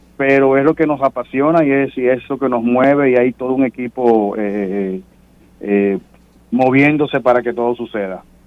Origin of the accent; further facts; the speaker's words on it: Dominican Republic; como dominicanos